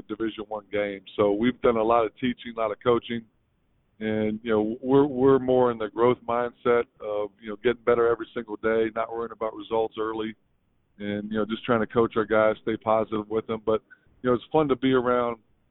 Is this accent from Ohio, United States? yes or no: yes; northeast Ohio, United States; small town, northeast Ohio guy